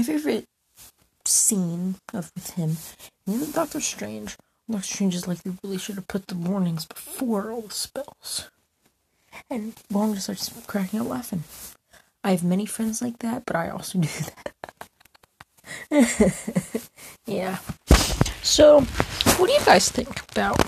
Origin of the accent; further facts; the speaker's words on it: United States; as an American